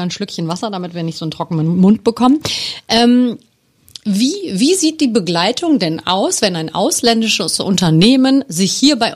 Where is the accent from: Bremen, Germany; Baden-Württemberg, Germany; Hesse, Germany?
Hesse, Germany; Offenbach; Natürlich machen Sie dann auch immer sehr viel Werbung für meine Heimatstadt, für Offenbach, weil da wollen natürlich auch immer alle hin, oder?